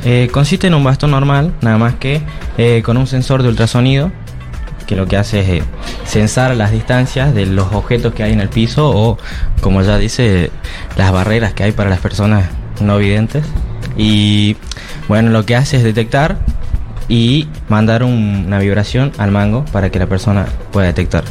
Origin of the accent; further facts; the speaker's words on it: Catamarca, Argentina; soy de la provincia de Catamarca.